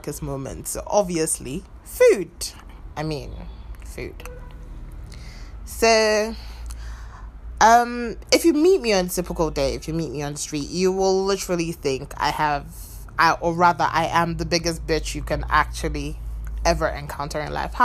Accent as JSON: {"language": "English", "area": "the South", "region": "southern Nigeria", "country": "Nigeria", "moved": "yes", "lives_now": "Abuja, Nigeria", "said": "I live in Abuja, Nigeria, although I am originally from the South"}